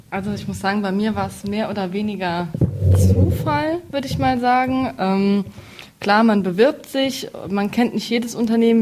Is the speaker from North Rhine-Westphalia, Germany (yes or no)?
no; Neunkirchen, Saarland, Germany; ich komme aus Neunkirchen